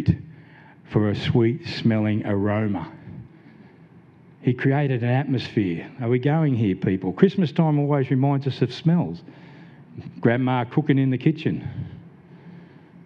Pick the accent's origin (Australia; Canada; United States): Australia; Blacktown, New South Wales; I grew up in Blacktown, New South Wales, a bit of a low social economic area